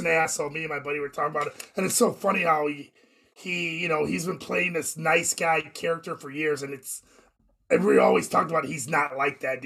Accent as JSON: {"language": "English", "town": "Moline", "region": "Illinois", "country": "United States", "tie": "born or raised there", "said": "my hometown at Wharton Fieldhouse"}